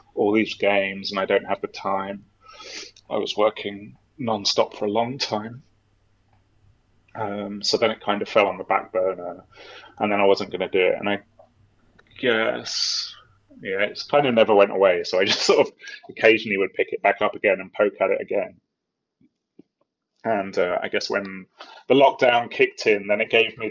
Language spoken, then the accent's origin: English; England, United Kingdom; I'm English